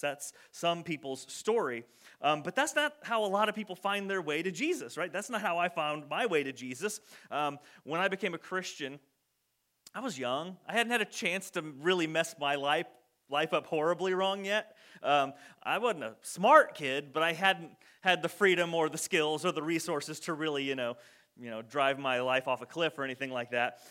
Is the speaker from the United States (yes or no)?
yes; United States